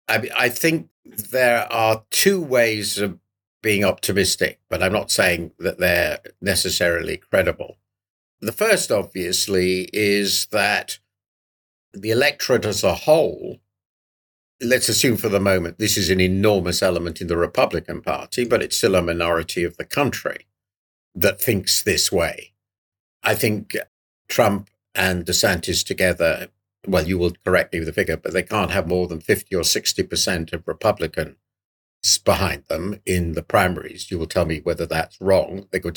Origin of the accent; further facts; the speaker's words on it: United Kingdom; it's so shocking to me as a Brit